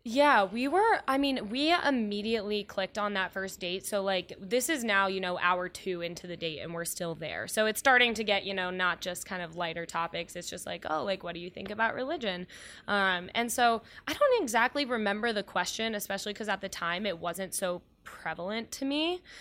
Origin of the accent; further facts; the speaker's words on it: Cincinnati, Ohio, United States; moved away as an adult; also born or lived in Indiana; now in Chicago, United States; I am from Cincinnati, and I, um, went to school there